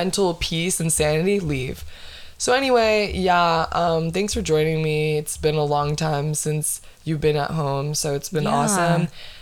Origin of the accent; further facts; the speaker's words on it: Florida, United States; my hometown, my fucking city, my 407